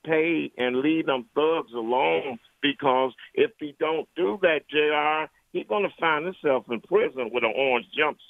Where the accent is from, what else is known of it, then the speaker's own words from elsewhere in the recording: Cleveland, Ohio, United States; I live in the Cleveland, Ohio Huff community. I grew up in the ghetto.